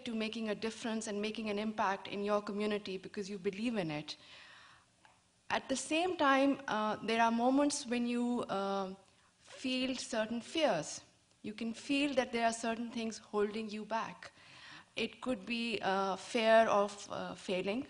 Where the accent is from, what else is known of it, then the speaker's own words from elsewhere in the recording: Pakistan; I'm from Pakistan